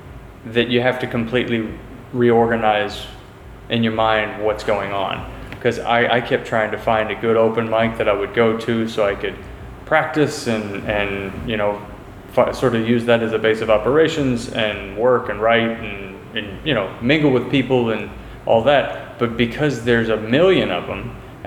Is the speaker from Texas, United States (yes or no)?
yes; Houston, Texas, United States; I'm from Houston, Texas